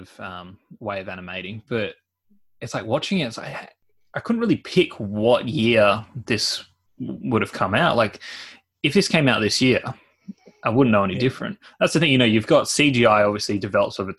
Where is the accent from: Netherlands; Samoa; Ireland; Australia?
Australia; as Aussie as it gets